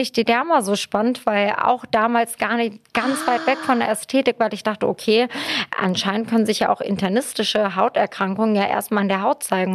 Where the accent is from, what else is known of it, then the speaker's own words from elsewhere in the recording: Hanover, Lower Saxony, Germany; also born or lived in Istanbul, Turkey / Lüdenscheid, Germany; now in Berlin, Germany; habe ich eigentlich meine Kindheit und Teenagerzeit so in Hannover verbracht